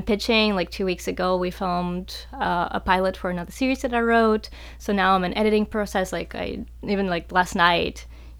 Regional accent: North Carolina, United States; especially like growing up in North Carolina, you know, where there's a lot of artists and a lot of, you know, really good artists.

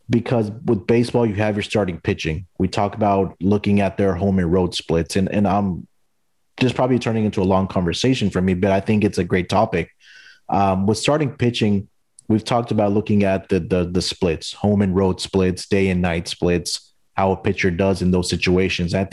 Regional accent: Houston, Texas, United States; And being in Houston, I also follow the Astros because it's my hometown team, also.

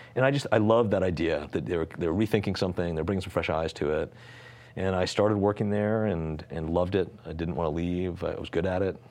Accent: Greenwich, Connecticut, United States; I grew up in Connecticut

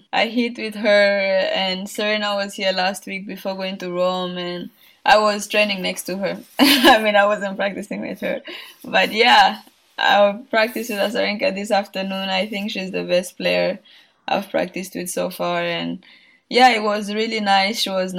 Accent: Burundi; moved away; Like when I was young, I mean, my parents were not telling me much and we didn't know anything. But like when I left the country and I was coming back

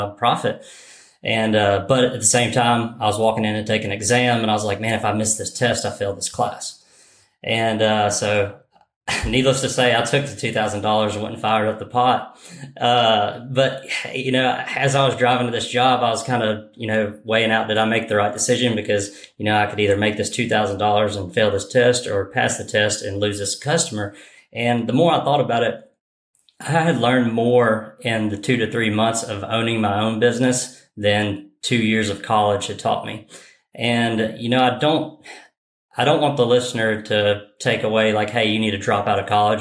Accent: Louisiana, United States; born or raised there

